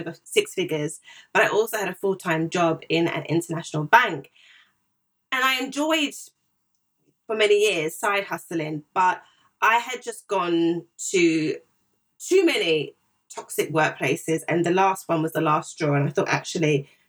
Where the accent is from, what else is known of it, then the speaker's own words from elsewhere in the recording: Zimbabwe; also born or lived in Ghana / South Africa; now in United Kingdom; I'm originally from Zimbabwe